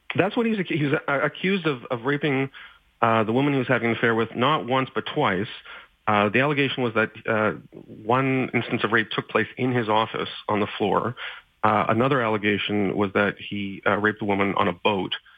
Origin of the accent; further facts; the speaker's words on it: Montreal, Quebec, Canada; Concordia University in Montreal, um, my hometown